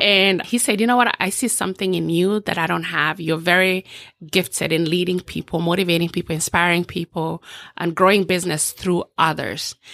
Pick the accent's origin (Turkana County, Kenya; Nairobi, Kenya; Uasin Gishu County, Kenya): Uasin Gishu County, Kenya; Eldoret; now in Orlando, United States; So, born and raised in a small village in, um, western, southwestern part of, of Kenya called Eldoret.